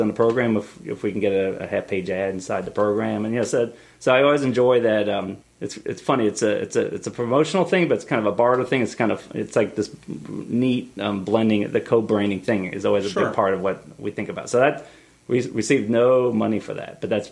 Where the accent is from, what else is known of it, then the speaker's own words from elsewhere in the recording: Akron, Ohio, United States; also born or lived in Alexandria; now in Annapolis, United States; growing up in Akron